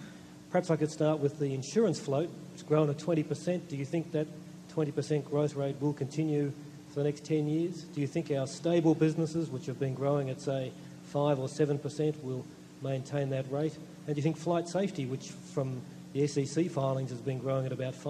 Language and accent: English; Australia; Gentlemen … from Australia. I am a shareholder.